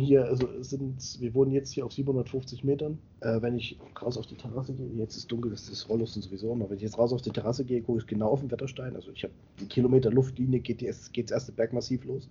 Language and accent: German; Central Germany, Germany; moved away as an adult; also born or lived in Thuringia; now in Bavaria, Germany; ich komme aus Mitteldeutschland